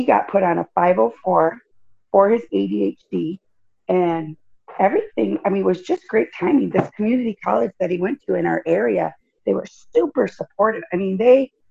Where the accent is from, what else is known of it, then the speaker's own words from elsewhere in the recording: Jackson, Michigan, United States; now in Los Angeles, United States; I was born in Michigan, Jackson, Michigan